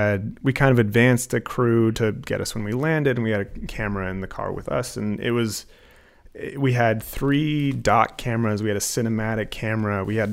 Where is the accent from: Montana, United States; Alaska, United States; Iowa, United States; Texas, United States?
Alaska, United States; Anchorage; I am from Anchorage.